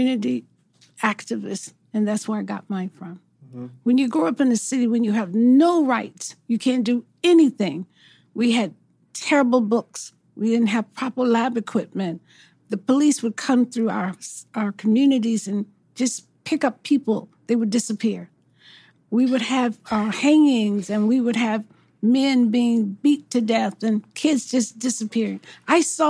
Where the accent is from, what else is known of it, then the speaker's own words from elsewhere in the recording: Mississippi, United States; when I was growing up in Mississippi